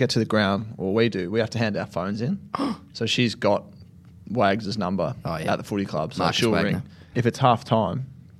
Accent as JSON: {"language": "English", "town": "Sale", "region": "North West England", "country": "United Kingdom", "tie": "born or raised there", "said": "Well, I grew up in Sale. There was not Indian in Sale."}